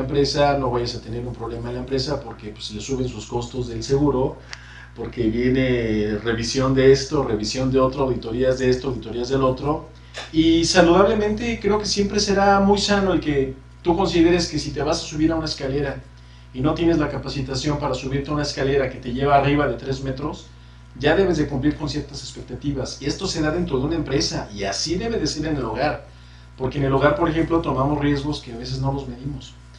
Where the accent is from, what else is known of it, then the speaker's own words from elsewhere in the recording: Mexico; nos han hecho como mexicanos